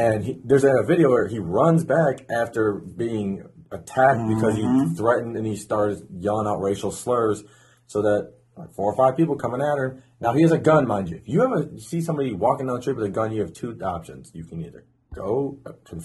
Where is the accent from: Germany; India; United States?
United States; outside of Chicago, Illinois; now in Mississippi, United States; my hometown, which is outside of Chicago